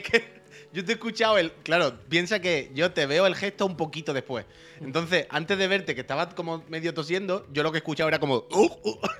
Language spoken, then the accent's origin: Spanish; Andalusia, Spain; moved away; also born or lived in Seville; yo soy de Andalucía, y yo vivía en Sevilla